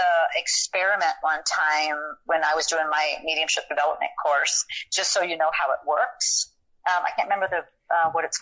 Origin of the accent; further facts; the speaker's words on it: San Diego, California, United States; I'm from San Diego, so I know Tijuana because I used to go down there as a teenager